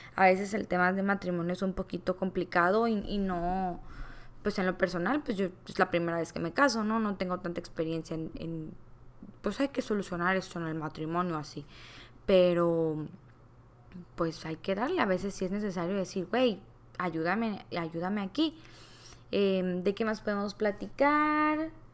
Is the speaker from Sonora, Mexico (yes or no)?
no; Culiacán, Sinaloa, Mexico; soy originaria de Culiacán, Sinaloa